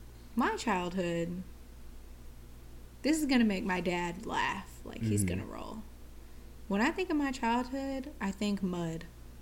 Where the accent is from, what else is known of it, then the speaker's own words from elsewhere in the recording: Hawaii, United States; I grew up in Hawaii, so a lot of times, like, that earthy rain smell, like when rain hits earth, that type of smell.